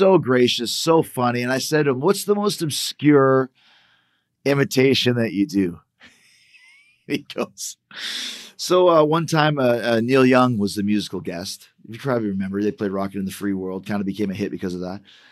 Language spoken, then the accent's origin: English; Canada; We're from Canada